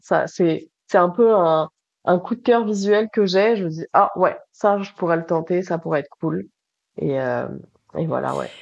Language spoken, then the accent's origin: French; Toulouse, Occitania, France; now in Montreal, Canada; Je suis une fille du soleil, je viens de Toulouse